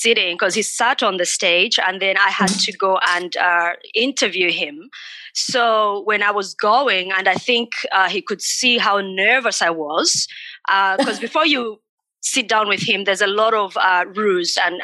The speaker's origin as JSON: {"language": "English", "town": "Katete", "region": "Eastern Province", "country": "Zambia", "tie": "born or raised there", "moved": "yes", "said": "I was born in Zambia in a small country town called Katete, a small population."}